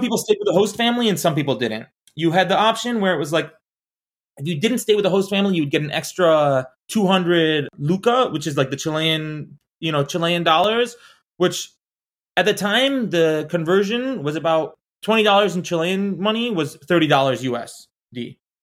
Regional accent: Orlando, Florida, United States; moved away; also born or lived in Arizona; I grew up in Orlando

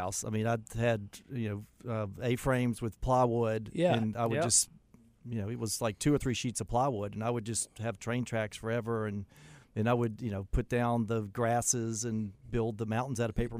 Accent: Douglasville, Georgia, United States; You know, I grew up mostly in Douglasville, Georgia.

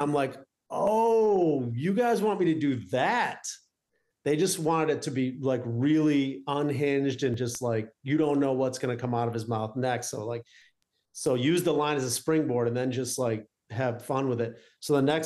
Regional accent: Detroit, Michigan, United States; also born or lived in Arizona; growing up in Detroit, you kind of feel like, well, we're not New York. We're not LA.

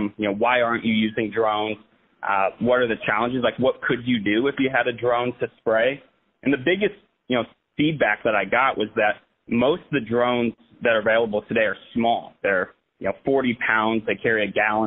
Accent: Plymouth, Indiana, United States; I grew up in Plymouth, Indiana

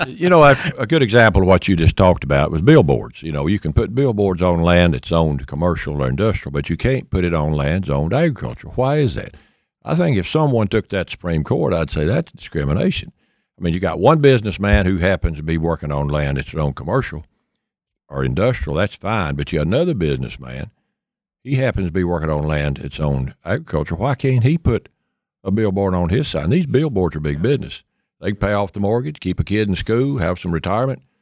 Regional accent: East Tennessee, United States; I was born and raised in East Tennessee

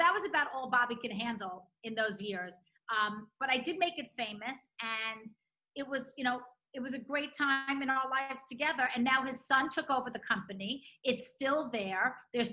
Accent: New York, United States; also born or lived in Boston; I'm from New York, but I went to school there.

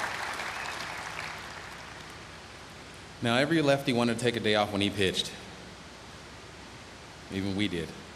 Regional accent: Pennsylvania, United States; Winning a home run derby in Pittsburgh in my home state

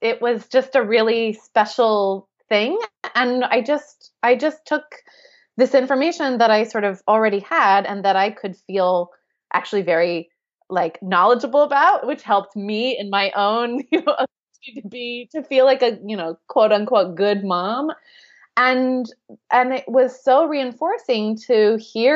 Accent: United States; accent: American; moved away as an adult; also born or lived in London; we are obviously American, as you can tell from my accent

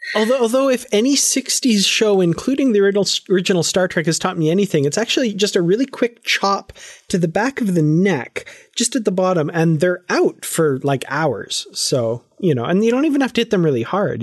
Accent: Canada; I'm from Canada

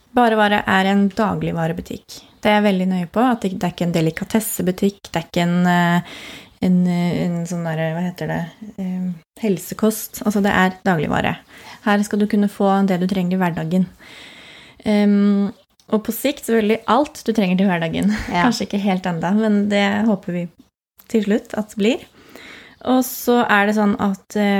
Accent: Andebu, Vestfold, Norway; also born or lived in Lillesand / Caribbean island / Nøtterøy; now in Tønsberg, Norway; Jeg kommer fra Andebu, så jeg bor jo nesten hjemme

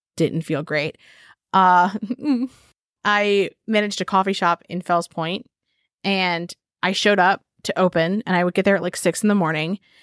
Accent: Maryland, United States; I'm from Maryland

